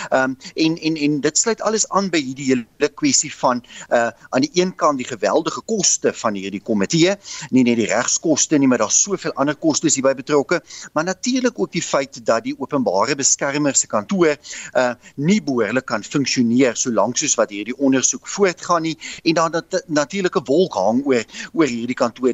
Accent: South Africa

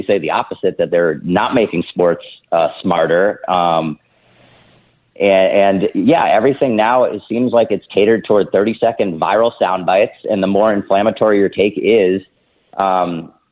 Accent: Boston, Massachusetts, United States; I'm from the Boston area

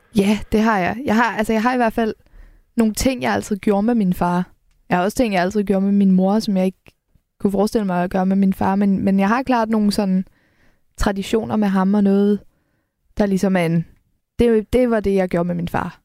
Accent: Helsingør, Capital Region of Denmark, Denmark; jeg kommer fra Helsingør, så det, det er meget en havneby.

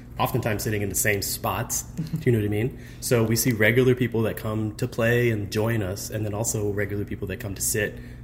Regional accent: Fort Worth, Texas, United States; now in St. Louis, United States; I grew up in Fort Worth, Texas

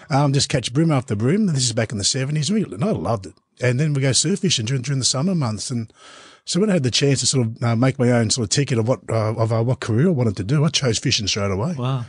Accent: Gippsland, Victoria, Australia; I grew up in Gippsland

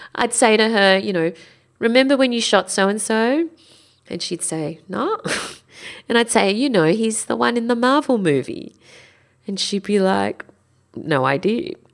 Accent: Sydney, New South Wales, Australia; I'm from Sydney

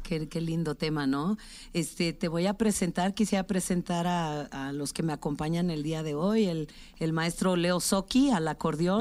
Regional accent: Tlaxiaco, Oaxaca, Mexico; Tlajiaco, mi pueblo, en la Sierra Sur de Oaxaca

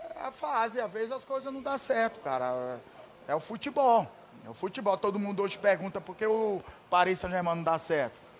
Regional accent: Atalaia, Alagoas, Brazil; born or raised there; moved away as an adult

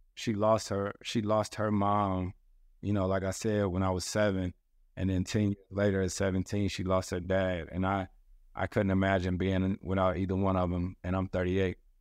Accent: the South, United States; I'm from the South

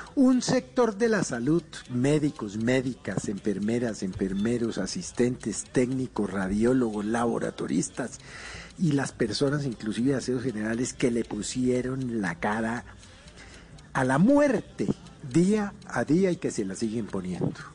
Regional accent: Colombia

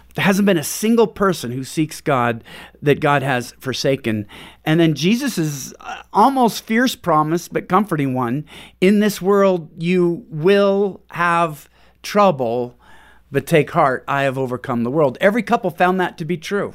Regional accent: Pacific Northwest, United States; moved away as an adult; now in Houston, United States; We're from Pacific Northwest

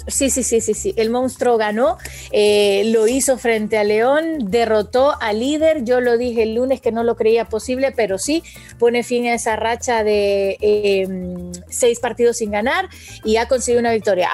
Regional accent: Honduras

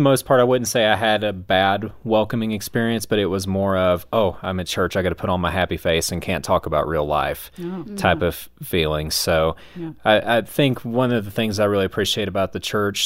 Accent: the South, United States; moved away as an adult; now in Colorado Springs, United States; my experience growing up in the South

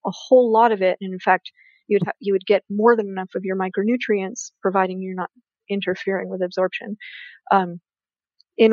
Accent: Canada; I'm a Canadian

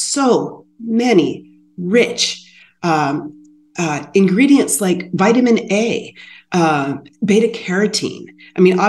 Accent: Sycamore, Ohio, United States; growing up in Sycamore, Ohio with my grandparents

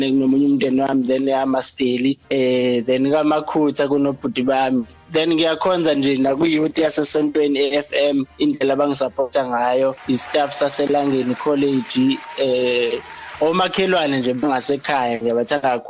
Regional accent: Pietermaritzburg, KwaZulu-Natal, South Africa; moved away as an adult; now in Iowa, United States; Ekhaya kuseMaritzburg

